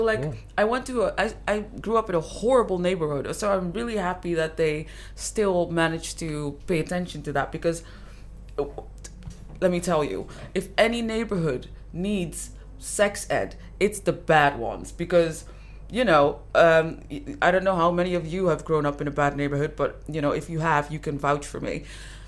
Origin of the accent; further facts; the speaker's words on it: Netherlands; I grew up, I was born and raised in the Netherlands